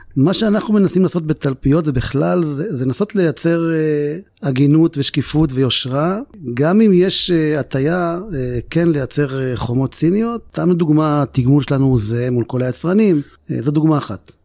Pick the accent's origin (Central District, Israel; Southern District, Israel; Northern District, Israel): Central District, Israel; Ramla; נולדתי ברמלה, משפחה מרוקאית, שבע אחים ואחיות